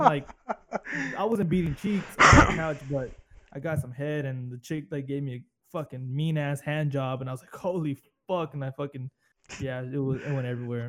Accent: Corpus Christi, Texas, United States; accent: southern; moved away as an adult; I'm away from Corpus and all the bullshit and all the fucking weirdos down there

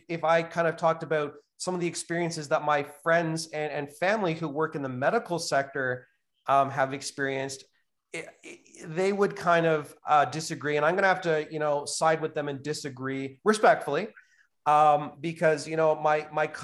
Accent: Canada; I love being a Canadian

